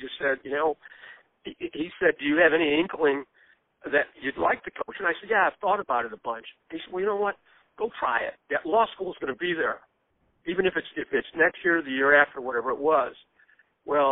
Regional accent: Chicago, Illinois, United States; when I was a young guy growing up in Chicago, I grew up in the inner city of Chicago

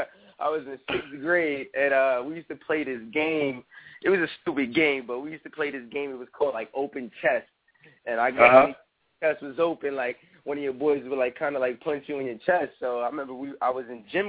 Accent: New York, United States; I'm from New York

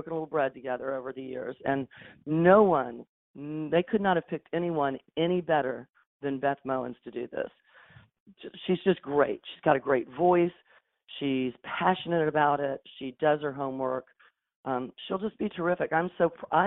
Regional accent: Tampa, Florida, United States; being in my hometown, raising my family

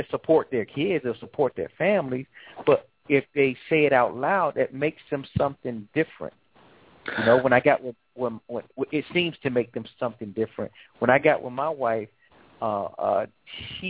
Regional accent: Atlanta, Georgia, United States; I'm from Atlanta

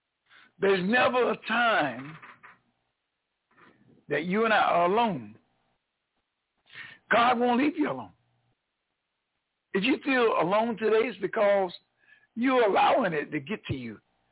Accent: North Carolina, United States; born there; moved away; I'm a new kid on the block down here in North Carolina. I was born in North Carolina, but I was gone from here for over 43 years. I just came back here in 2017.

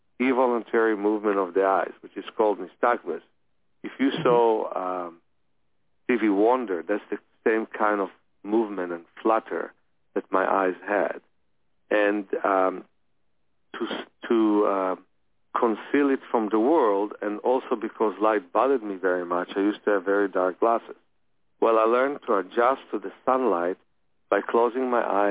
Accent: Ukraine; I was born in the Ukraine

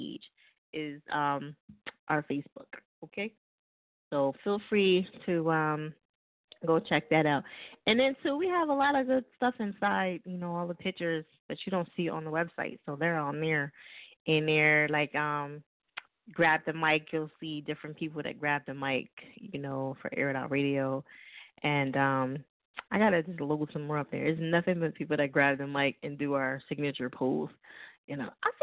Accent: New Jersey, United States; moved away; also born or lived in Lancaster, California / Palmdale, California / Los Angeles / Little Rock; I'm originally from Jersey

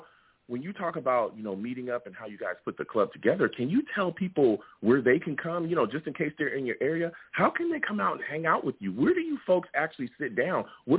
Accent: California, United States; I'm a Jets fan, and I'm from California, man.

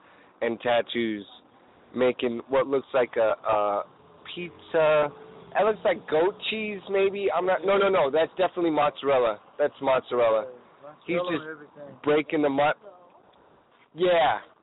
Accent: Los Angeles, California, United States; I grew up in Eagle Rock

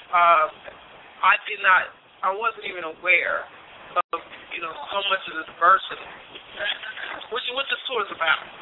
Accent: Nashville, Tennessee, United States; I'm from uh, I'm from Nashville

